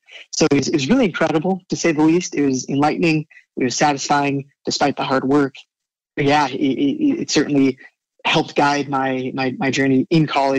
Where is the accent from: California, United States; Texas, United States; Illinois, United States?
California, United States; San Diego; I am calling from San Diego, California, which is where I was also raised. Spent almost the entirety of my youth in the 90s and 2000s